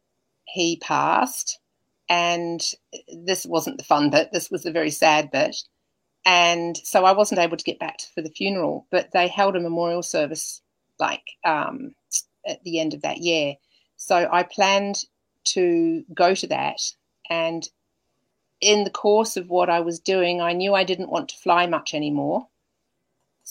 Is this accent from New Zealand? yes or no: yes; New Zealand; also born or lived in Germany; now in Australia; I'm a New Zealander, I was able to come in and live here